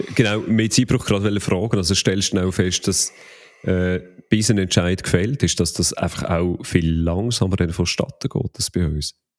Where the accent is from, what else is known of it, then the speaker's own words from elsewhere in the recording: Switzerland; als Schweizer